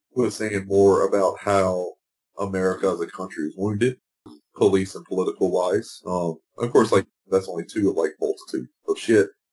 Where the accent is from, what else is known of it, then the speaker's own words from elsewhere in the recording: United States; being an American